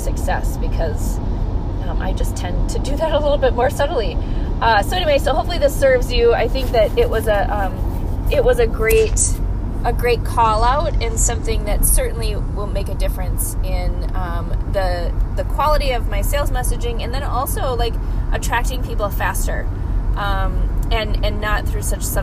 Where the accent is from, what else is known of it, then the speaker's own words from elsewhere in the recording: Midwest, United States; I'm from the Midwest.